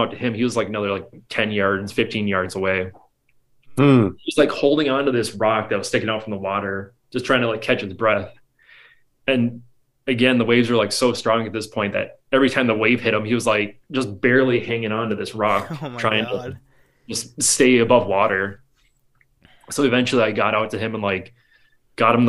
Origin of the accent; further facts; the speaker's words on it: Ontonagon, Michigan, United States; growing up in Ontonagon